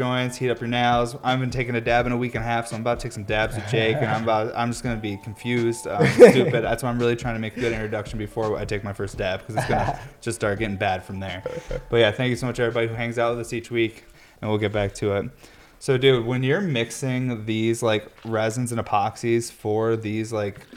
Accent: Syracuse, New York, United States; I'm from Syracuse, New York

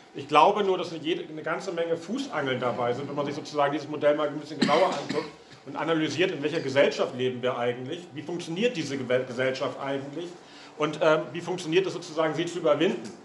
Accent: Hamburg, Germany; moved away; Ich äh, bin ursprünglich aus Hamburg

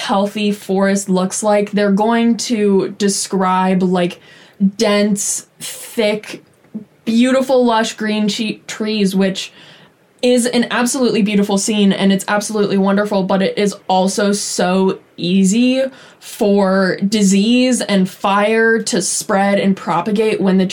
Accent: California, United States; as a Californian

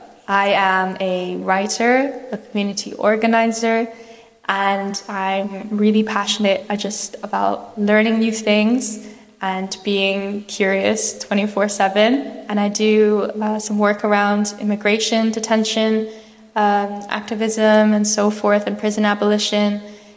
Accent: Scotland, United Kingdom; also born or lived in Kuwait / Thailand; I was born in Kuwait and I lived there for like a couple years. And then we moved to Scotland, where I was for a few more years. And then we moved to Thailand for a couple years, came back to Scotland

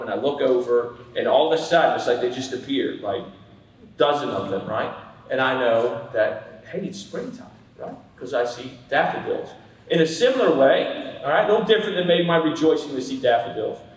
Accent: Pennsylvania, United States; moved away

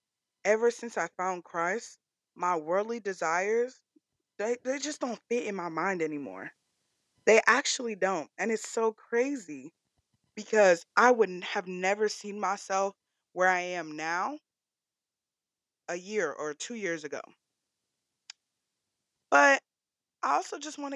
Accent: Southern California, United States; also born or lived in Bay Area, California / Missouri / Nigeria (ancestry); When I was 9 years old, my mother had passed away from breast cancer, and I moved down to Southern California with my aunt and uncle

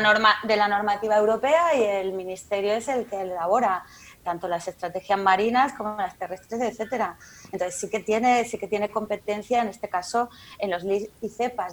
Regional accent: Region of Murcia, Spain; como murciana

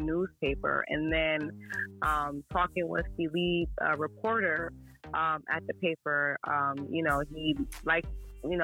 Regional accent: Hartford, Connecticut, United States; moved away as an adult; also born or lived in North Carolina; now in Boston, United States; I'm from Connecticut originally. I grew up in Hartford, Connecticut

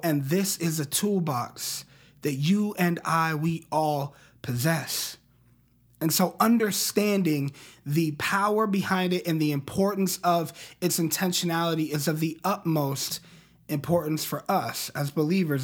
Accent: Colorado Springs, Colorado, United States; I grew up in Colorado Springs, Colorado

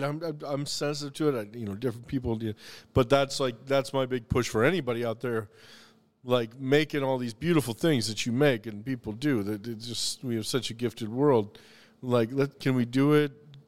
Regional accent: the South, United States; every single item on the menu had a direct connection to my family or childhood or growing up in the South.

